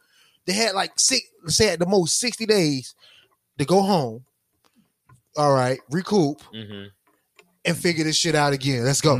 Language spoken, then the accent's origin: English; Miami, Florida, United States; I'm from Miami, and I grew up loving the Dolphins.